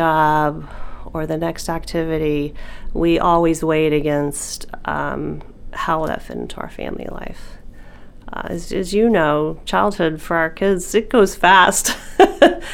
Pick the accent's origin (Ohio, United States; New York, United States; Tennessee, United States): Tennessee, United States; Nashville; also born or lived in New Jersey; We're from the South. We lived in New Jersey for a while in a small community and moved back to Nashville, Tennessee